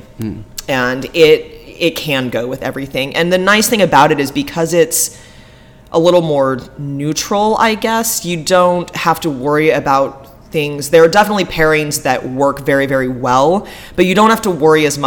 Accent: Corvallis, Oregon, United States; also born or lived in Hawaii; now in Portland, United States; I grew up in Corvallis, about an hour and a half

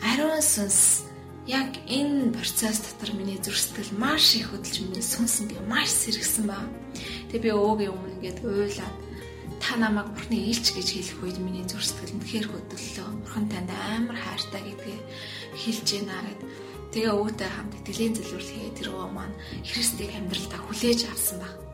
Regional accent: Ömnögovi, Mongolia; би өмнө аймагт амьдардаг, өмнө говийн уугуул иргэн новын итгэлийн шинэ уучуулганы итгэгч байна.

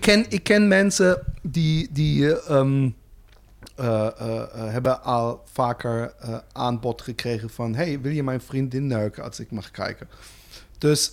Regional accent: Germany; Dutch is a second language; now in Netherlands; als Duitser

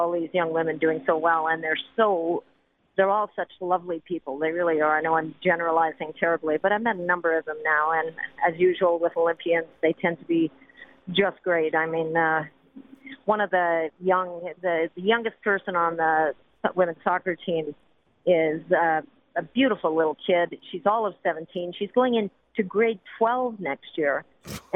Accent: Canada

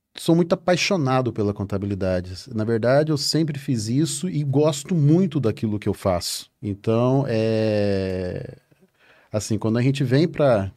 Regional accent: Mato Grosso do Sul, Brazil; eu sou lá do, do Mato Grosso do Sul, lá no meião do Brasil

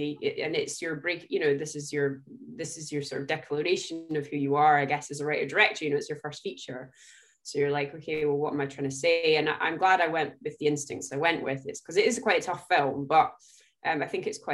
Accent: Scotland, United Kingdom; I'm Scottish

